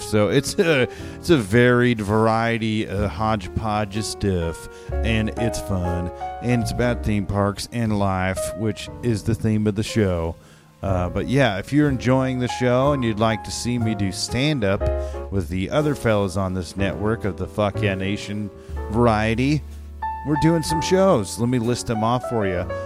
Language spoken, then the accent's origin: English; Chino, California, United States; also born or lived in Fresno; I moved from Fresno at four to, to Chino